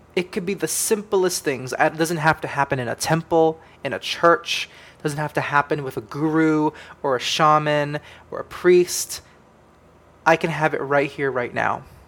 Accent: United States; we come from the United States of America

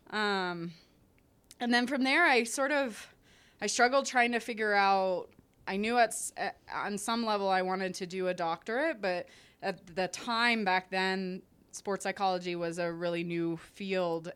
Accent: Canada; I'm Canadian

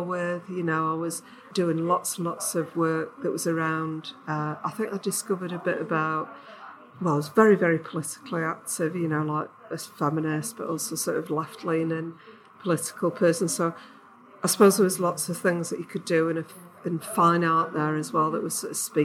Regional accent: Yorkshire and the Humber, United Kingdom; accent: English; moved away as an adult; now in Glasgow, United Kingdom; you can tell my voice is, an English voice, and I come from Yorkshire

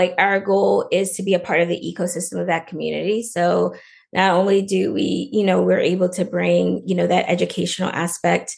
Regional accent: Lafayette, Louisiana, United States; now in Los Angeles, United States; I'm originally from Louisiana, from Lafayette, Louisiana

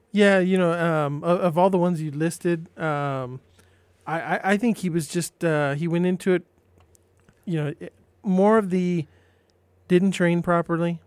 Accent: San Diego, California, United States; I grew up in San Diego

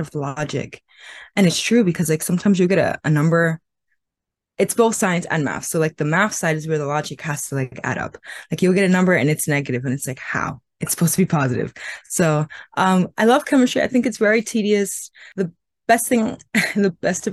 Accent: New York City, New York, United States; also born or lived in Caribbean (family ancestry); I'm from New York City

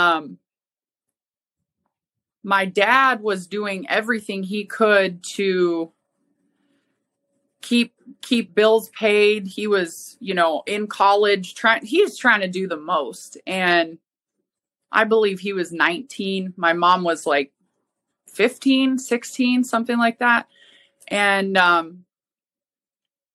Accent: Helena, Montana, United States; moved away; also born or lived in Spokane; Originally, I'm from Helena, Montana

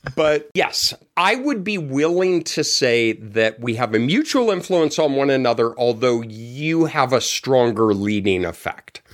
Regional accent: Colorado, United States; moved away; I'm from Colorado. It's a square state

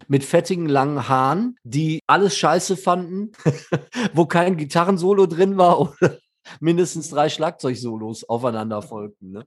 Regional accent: Dortmund, North Rhine-Westphalia, Germany; als Dortmunder Band in Dortmund

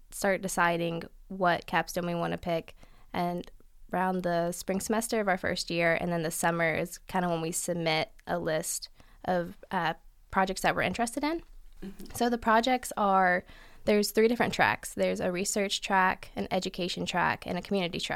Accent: Abingdon, Virginia, United States; moved away as an adult; now in Richmond, United States; I am from Abingdon, Virginia

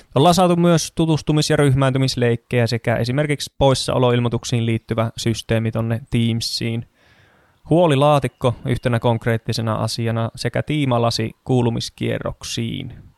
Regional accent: Kajaani, Kainuu, Finland; moved away as an adult; also born or lived in Oulu / Tampere region; now in Kangasala, Finland; syntyjään Oulusta, mutta lapsuuteni ja nuoruuteni asustellut Kajaanissa.

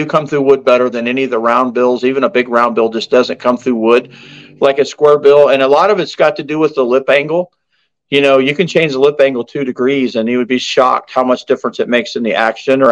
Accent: United States; growing up on the Ohio River

